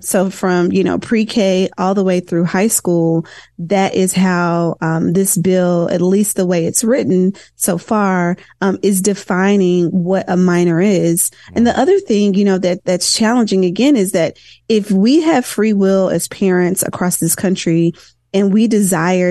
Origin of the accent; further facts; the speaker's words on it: Tennessee, United States; I'm from Tennessee